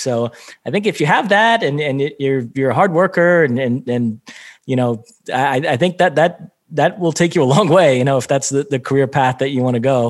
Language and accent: English; Brazil; moved away; also born or lived in Michigan; born and raised in Brazil, so huge soccer fan